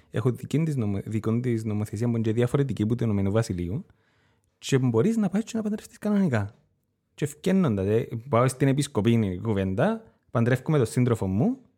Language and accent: Greek; Cyprus; Ως Κύπριος πολίτης.